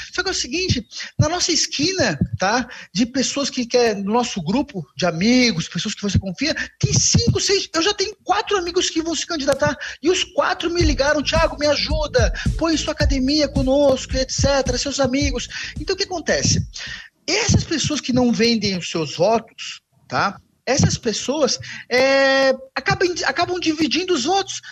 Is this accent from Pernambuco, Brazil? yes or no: no; Florianópolis, Santa Catarina, Brazil; um bom manezinho